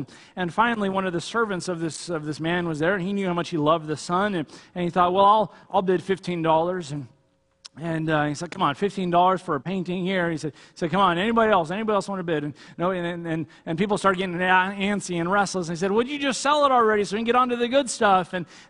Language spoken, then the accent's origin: English; California, United States; I remember when I first came up here in the Army, I came from Southern California, and no one is in any kind of hurry here.